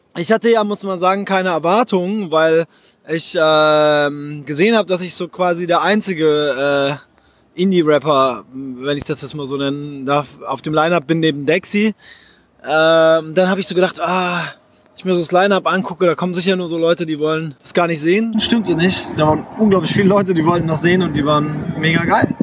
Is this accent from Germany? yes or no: no; Japan; moved away; ich bin in Japan aufgewachsen